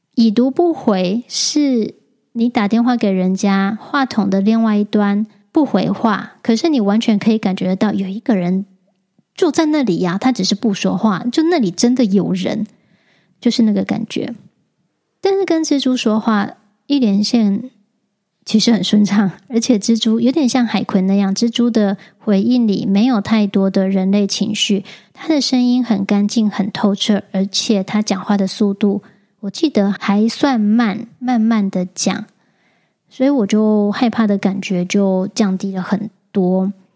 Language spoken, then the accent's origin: Chinese; Taichung, Taiwan; moved away; 回了台中，我老家